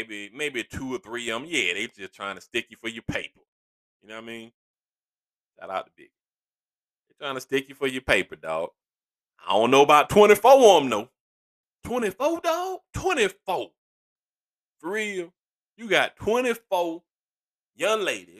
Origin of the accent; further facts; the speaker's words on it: east side of Georgia, United States; I am from the east side of Georgia, which would be Stone Mountain, Decatur, Lithonia